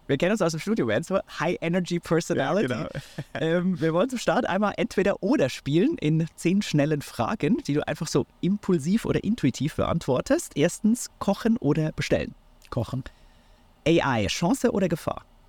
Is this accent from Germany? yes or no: no; Switzerland; moved away; ich bin heute wieder mal in meiner Heimat, der Schweiz